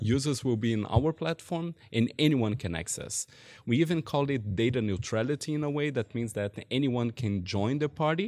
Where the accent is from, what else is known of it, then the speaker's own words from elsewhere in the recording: Brazil; moved away as an adult; now in Germany; I'm from Brazil, and, uh, I came to Germany eight years ago